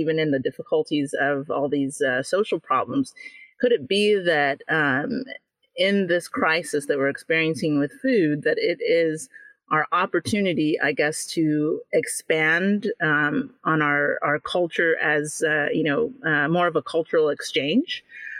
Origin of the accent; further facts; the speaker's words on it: Jamaica; Especially, you know, being Jamaican, a lot of people know Jamaican food or love it.